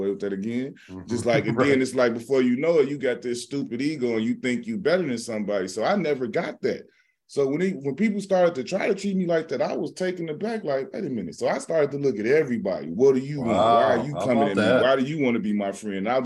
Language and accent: English; Midwest, United States; moved away; I'm not from the West Coast. I'm from the Midwest, so they really don't know me right like that out West